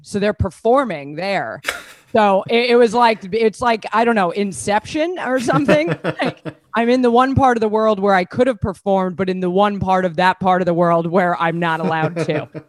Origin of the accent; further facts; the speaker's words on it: New York, United States; moved away as an adult; also born or lived in Australia; now in London, United Kingdom; I'm not from here. I don't know if you can tell. I sound like Al Capone's hooker. I'm from New York, and that's where I've lived the last 15 years. But I got married to an Irish person in Australia